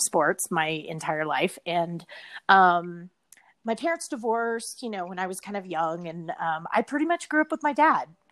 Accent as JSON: {"language": "English", "town": "Richardson", "region": "Texas", "country": "United States", "tie": "born or raised there", "said": "I grew up um, pretty much my entire life in Dallas, Texas. Actually, in Richardson, okay. to be specific, it's like a suburb um, in North Dallas"}